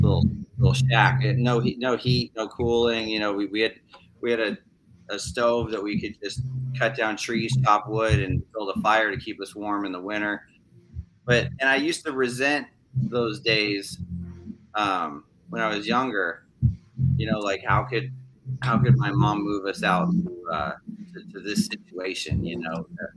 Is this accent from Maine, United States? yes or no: yes; Maine, United States; also born or lived in California; I was from California, but my mom married my stepdad, who was from Maine, and we moved to the middle of the woods in Maine and lived in a summer camp